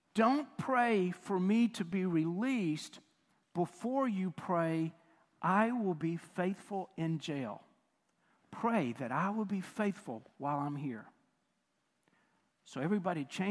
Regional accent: United States; we, not just as Americans, but even as American Christians

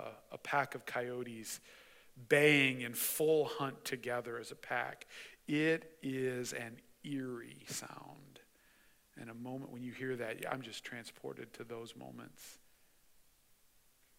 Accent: Mishawaka, Indiana, United States; I grew up in Mishawaka, and my grandparents lived right up against the railroad tracks in Mishawaka

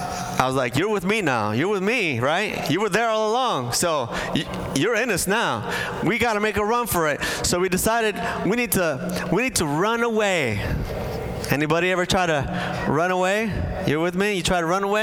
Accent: Bolivia; moved away; I grew up in South America as a Bolivian household

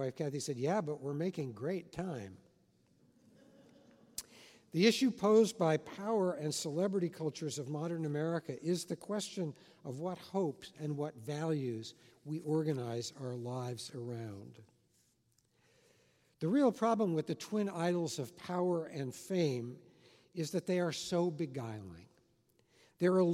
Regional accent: Los Angeles, California, United States; also born or lived in Washington, D.C.; now in Southern California, United States; I grew up in Hollywood.

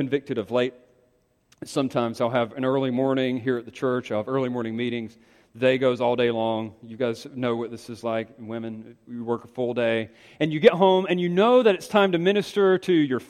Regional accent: Greenville, North Carolina, United States; my hometown. Greenville, North Carolina

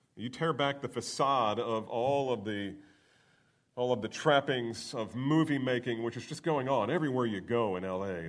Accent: Northeast, United States; I grew up in the Northeast

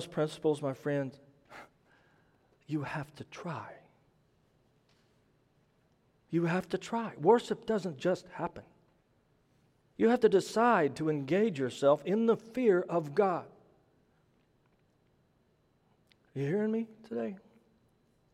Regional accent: Midwest, United States; For the record, I am not from the South. I'm from the Midwest.

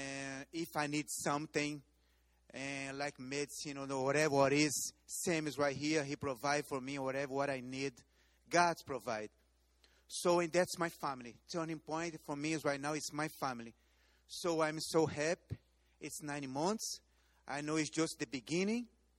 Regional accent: Brazil; English is a second language; moved away as an adult; now in United States; I'm from Brazil. And I saw Pat's family here. His family. And I don't have family here in the United States. I'm by myself in this country.

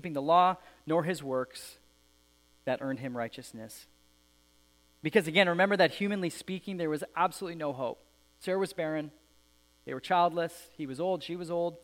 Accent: Alberta, Canada; I grew up in Alberta

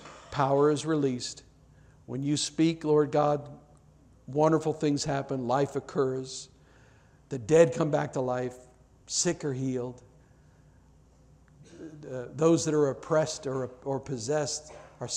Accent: United States

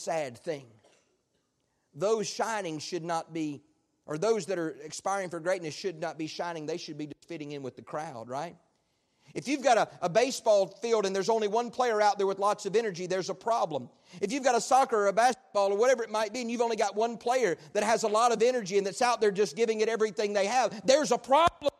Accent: United States; as an American

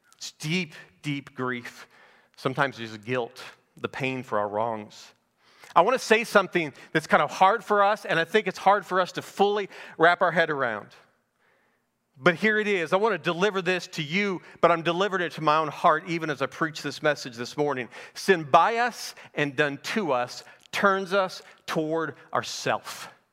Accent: Naples, Florida, United States; I'm from Naples, Florida

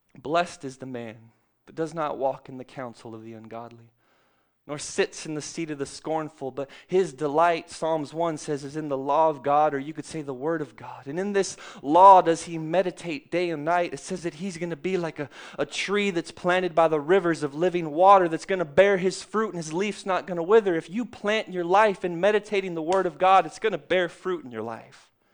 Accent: Texas, United States; I grew up in Texas

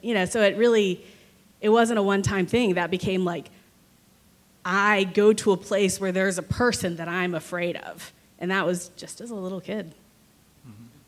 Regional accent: Tulsa, Oklahoma, United States; moved away as an adult; also born or lived in Missouri, United States / Virginia, United States / San Francisco, United States; I grew up here in Tulsa, Oklahoma

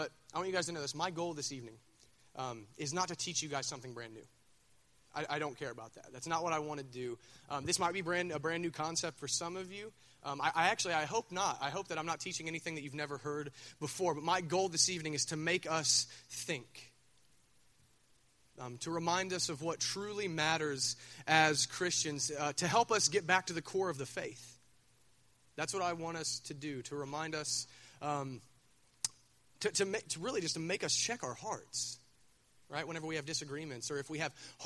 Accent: Minford, Ohio, United States; I'm from Minford

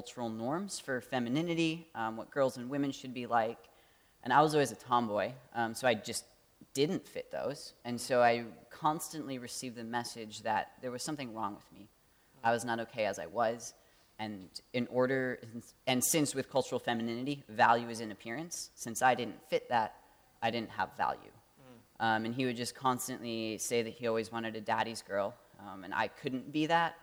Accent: Traverse City, Michigan, United States; moved away as an adult; also born or lived in Ann Arbor, Michigan; now in Detroit, United States; I grew up in Traverse City area, Michigan, just 10 minutes north of there

